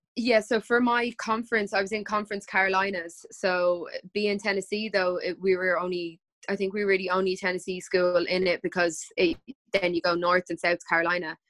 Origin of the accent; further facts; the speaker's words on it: Ireland; also born or lived in United States; We were two only Irish people